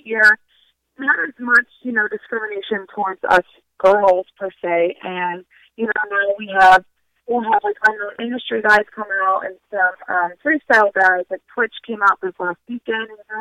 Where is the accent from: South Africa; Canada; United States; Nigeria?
United States; Florida; moved away; I'm from Florida